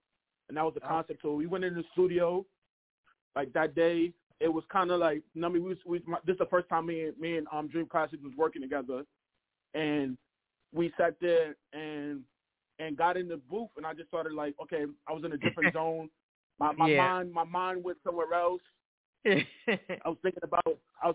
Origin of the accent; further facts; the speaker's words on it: New York City, New York, United States; also born or lived in Harlem, New York; Harlem, New York, but I'm originally from Canarsie